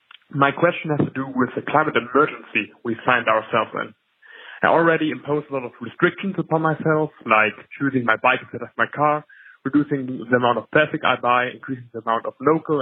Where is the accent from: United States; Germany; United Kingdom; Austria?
Germany; I'm from Germany.